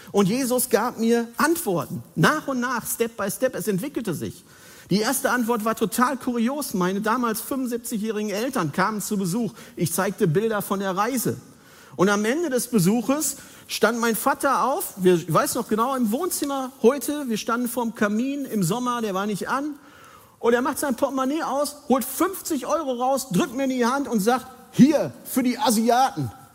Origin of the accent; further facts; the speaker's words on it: Bergkamen, North Rhine-Westphalia, Germany; moved away; meiner Heimatgemeinde an, aus Bergkam, außen Ruhrpott.